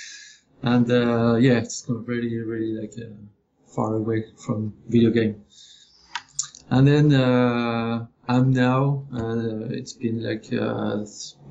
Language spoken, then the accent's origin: English; France; moved away as an adult; also born or lived in Paris, France; now in Montreal, Canada; So I am from France. I studied my 3D art school in Paris. I came here in Montreal in 2010